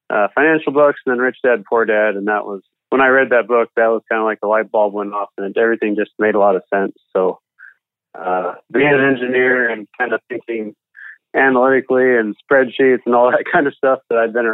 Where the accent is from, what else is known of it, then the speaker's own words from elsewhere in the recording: the Northwest, Pacific Northwest, United States; moved away as an adult; now in Kansas City, United States; I'm actually from the Northwest, but I hired on with a company based out of Kansas City